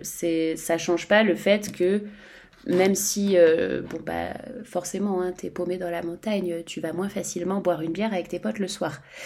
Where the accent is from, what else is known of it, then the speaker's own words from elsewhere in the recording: Savoy, Auvergne-Rhône-Alpes, France; je suis savoyarde